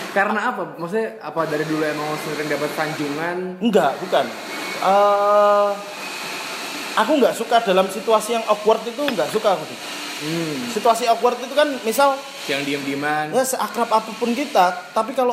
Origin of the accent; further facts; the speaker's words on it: Java, Indonesia; kamu tahu aku orang Jawa